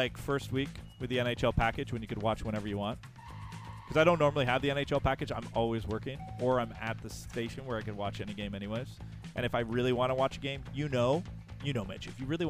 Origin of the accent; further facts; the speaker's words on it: Quebec, Canada; I've lived in Quebec my whole life.